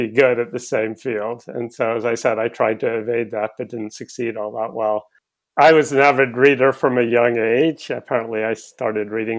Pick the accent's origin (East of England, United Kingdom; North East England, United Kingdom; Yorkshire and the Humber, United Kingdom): East of England, United Kingdom; Cambridge; I was born in Cambridge in England in 1960